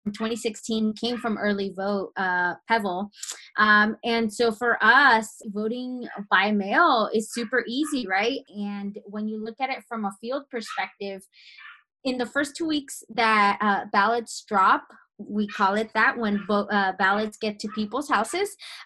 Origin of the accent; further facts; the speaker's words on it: Arizona, United States; I was born and raised in Arizona. I've never left except for the 2018 cycle in Virginia